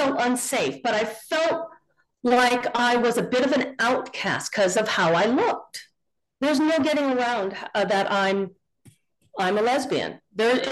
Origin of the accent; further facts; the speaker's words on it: Rohnert Park, California, United States; moved away as an adult; also born or lived in San Francisco; now in Oakland, United States; I was born in San Francisco, and my parents got tired of the fog. And so in 1970, they moved to Rohnert Park. And I was raised in Rohnert Park when it was all fields